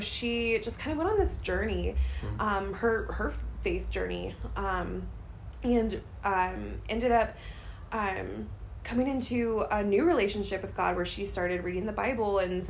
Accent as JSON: {"language": "English", "town": "St. Louis", "region": "Missouri", "country": "United States", "tie": "born or raised there", "also_born_or_lived": "Joplin, Missouri", "moved": "as an adult", "said": "I grew up in St. Louis, Missouri area, born and raised, and lived there my whole life until it was time to go to college"}